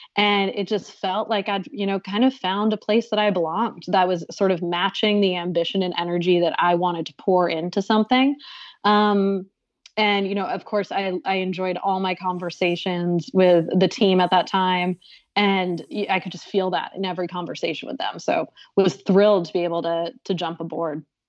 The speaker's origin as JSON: {"language": "English", "town": "Boston", "region": "Massachusetts", "country": "United States", "moved": "yes", "lives_now": "New York City, United States", "said": "I live in New York City now, but I'm from the Boston area"}